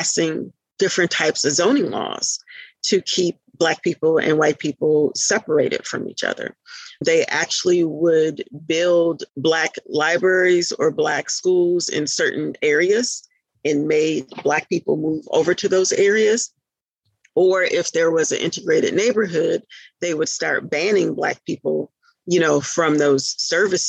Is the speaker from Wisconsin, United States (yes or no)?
yes; Milwaukee, Wisconsin, United States; moved away as an adult; also born or lived in Atlanta, Georgia; now in North Carolina, United States; I'm originally from Milwaukee, Wisconsin